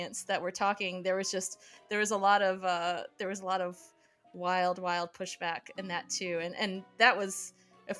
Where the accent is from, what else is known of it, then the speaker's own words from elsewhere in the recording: Midwest, United States; I grew up in the Midwest